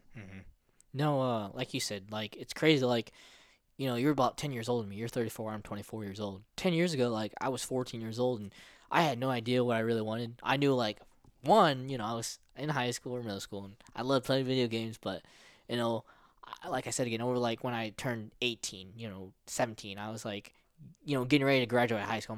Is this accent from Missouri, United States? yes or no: yes; O'Fallon, Missouri, United States; also born or lived in Philippines; I grew up in Missouri and, in America